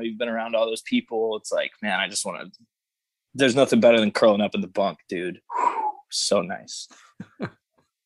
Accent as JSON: {"language": "English", "town": "Nashville", "region": "Tennessee", "country": "United States", "tie": "born or raised there", "moved": "as an adult", "lives_now": "Indiana, United States", "said": "that's my hometown"}